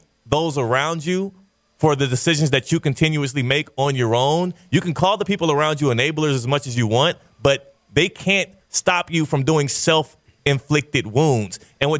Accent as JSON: {"language": "English", "town": "Missouri City", "region": "Texas", "country": "United States", "tie": "born or raised there", "said": "I'm from Mo City, Texas, Southwest Houston. I grew up in the suburbs."}